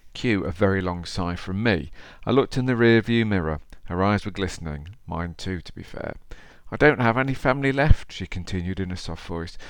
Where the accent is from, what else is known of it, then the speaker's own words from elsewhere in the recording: Derby, East Midlands, United Kingdom; accent: Derby; my Derby accent